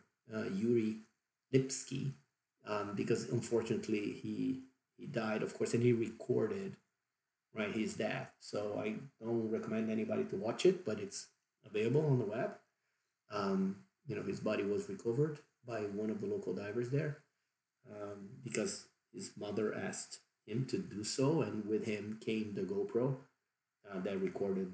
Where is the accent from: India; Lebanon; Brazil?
Brazil; accent: Brazilian; English is a second language; that's my Brazilian accent kicking